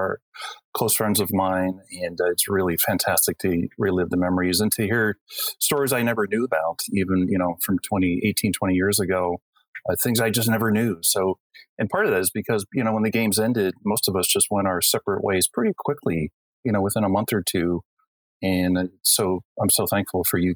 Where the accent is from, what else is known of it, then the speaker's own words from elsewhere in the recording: New Jersey, United States; also born or lived in Salt Lake City, Utah; now in San Diego, United States; I grew up in New Jersey, and I grew up in a very rural coastal community in New Jersey